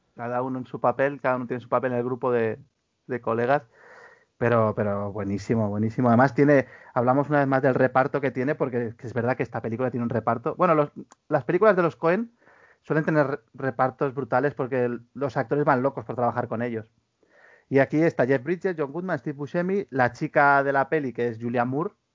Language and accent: Spanish; Spain